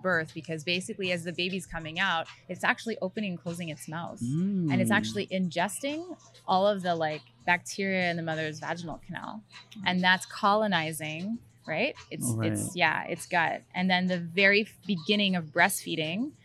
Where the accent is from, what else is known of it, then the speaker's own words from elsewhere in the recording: Canada; I'm Canadian